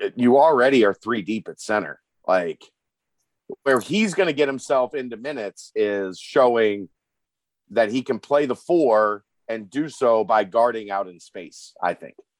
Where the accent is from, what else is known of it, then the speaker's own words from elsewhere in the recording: Northern Kentucky, United States; also born or lived in Cincinnati, Ohio; I was from Northern Kentucky at the time, so it would have been like 606.